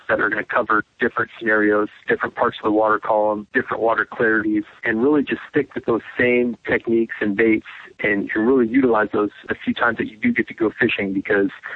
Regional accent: Southern California, United States; moved away as an adult; now in Georgia, United States; growing up in Southern California

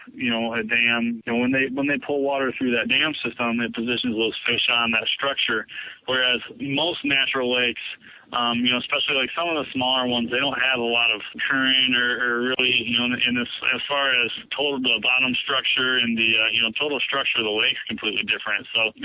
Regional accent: Michigan, United States; growing up in Michigan, just within a 30-mile radius from my house

